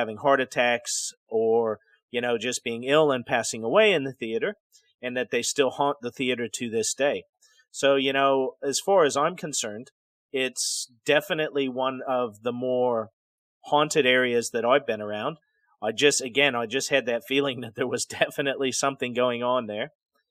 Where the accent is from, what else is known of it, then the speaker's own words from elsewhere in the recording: Decatur, Illinois, United States; So the city of Decatur, when I was growing up in Illinois, you know, was a decent-sized city.